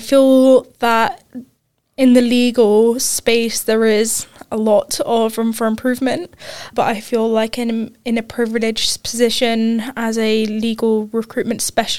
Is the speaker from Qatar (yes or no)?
yes; Qatar; Yeah, so I grew up in Qatar. I moved there when I was six. Grew up there, did primary and secondary school there